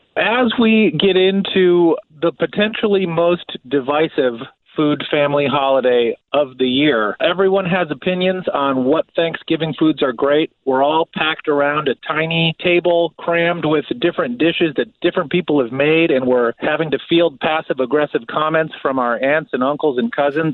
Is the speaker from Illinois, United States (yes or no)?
yes; outside of Chicago, Illinois, United States; born or raised there